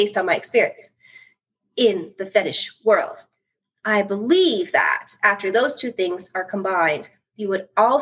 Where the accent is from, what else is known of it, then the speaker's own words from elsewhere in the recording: Canada; also born or lived in United States; I'm Canadian. I live in Canada